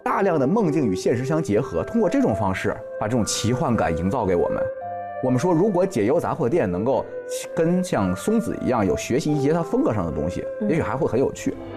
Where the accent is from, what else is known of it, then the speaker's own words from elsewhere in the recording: China; 对我们中国人来说的话，也会很强。我们经历了改革开放，我们经历了中国经济的这个起步到腾飞，